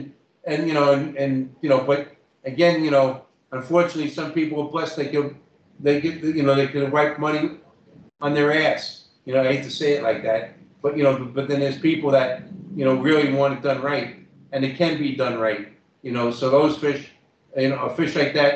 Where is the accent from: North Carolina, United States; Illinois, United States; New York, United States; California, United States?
New York, United States; moved away; also born or lived in Toronto, Canada / Guelph, Canada; I'm just from the Bronx